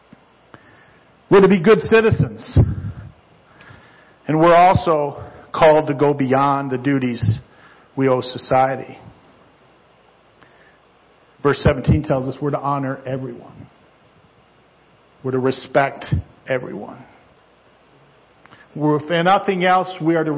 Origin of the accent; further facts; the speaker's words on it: United States; I'm an American